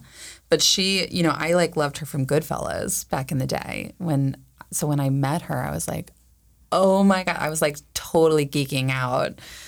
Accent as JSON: {"language": "English", "region": "the South", "country": "United States", "tie": "born or raised there", "also_born_or_lived": "Williamsburg, Virginia", "moved": "yes", "lives_now": "Los Angeles, United States", "said": "I grew up in the South"}